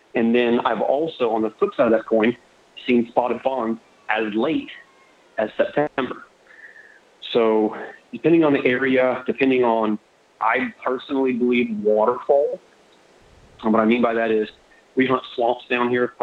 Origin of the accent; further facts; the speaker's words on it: Florida, United States; I was born in Florida. I live on the west coast of Florida, southwest Southwest Florida. Um, I'm fourth generation Floridian or Florida cracker